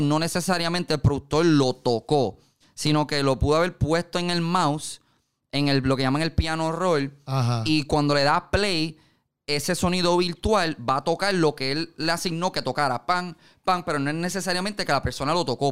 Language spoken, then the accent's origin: Spanish; Carolina, Puerto Rico; yo me crié en Carolina.